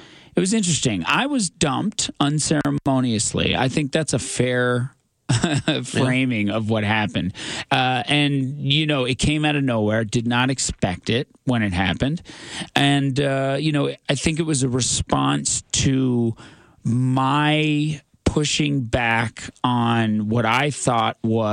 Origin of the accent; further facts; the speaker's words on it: Newfoundland and Labrador, Canada; as a Newfoundlander, grew up in Newfoundland, thinking I was white